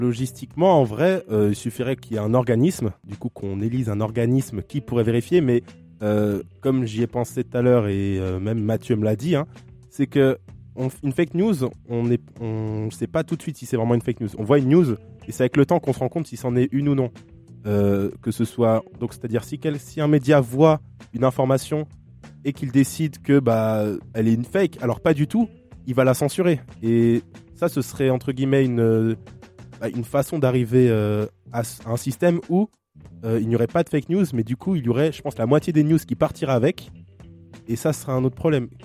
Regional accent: Guadeloupe; je viens de la Goloupe

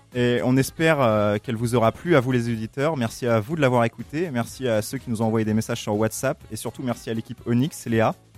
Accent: France; je suis français

